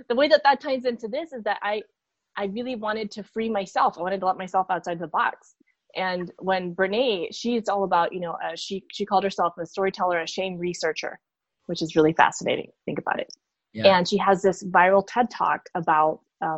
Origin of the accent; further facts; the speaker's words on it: Peru; moved away; I'm from Peru